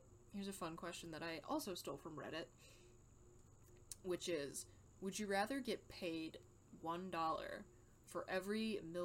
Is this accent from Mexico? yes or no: no; United States; I'm an American, so I do not know the metric system